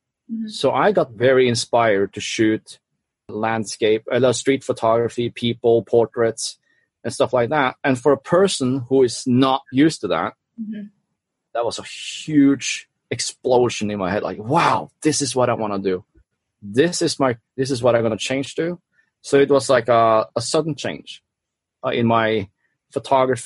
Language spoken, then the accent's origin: English; Norway; moved away as an adult; now in Hong Kong; I am a photographer from Norway who is based in Hong Kong